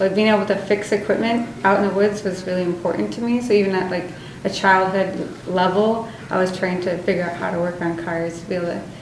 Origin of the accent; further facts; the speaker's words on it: Alaska, United States; growing up in Alaska